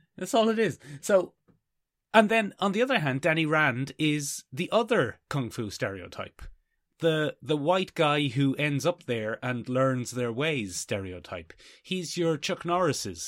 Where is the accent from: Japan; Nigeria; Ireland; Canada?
Ireland; We are Irish.